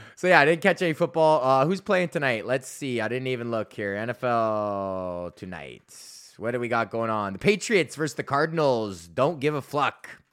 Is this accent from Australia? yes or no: no; Canada; I like being Canadian